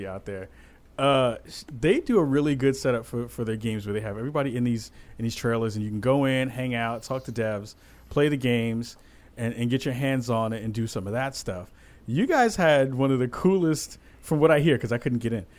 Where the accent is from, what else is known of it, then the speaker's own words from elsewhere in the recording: East Coast, United States; moved away as an adult; now in Oregon, United States; we all know where we're from. We're all from the East Coast.